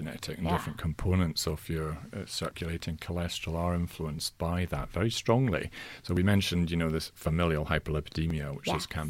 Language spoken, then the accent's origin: English; Scotland, United Kingdom; I'm Scottish in origin, and in Scotland, many men consider it their birthright to die of heart problems.